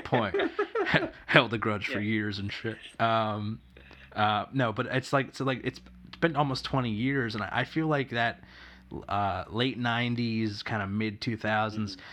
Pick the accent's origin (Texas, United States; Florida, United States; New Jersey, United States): New Jersey, United States; I'm East Coast. I, I grew up in New Jersey.